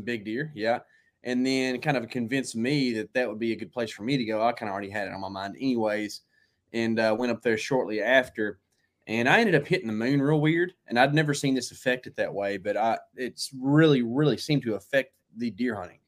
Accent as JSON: {"language": "English", "region": "Texas", "country": "United States", "said": "we're from Texas, you live in Texas now"}